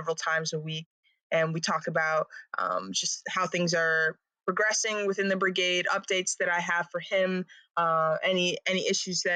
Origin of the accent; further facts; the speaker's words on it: Lake Forest, Illinois, United States; moved away; I'm from Lake Forest, Illinois, which is a north suburb of Chicago. And so I grew up in a pretty small town.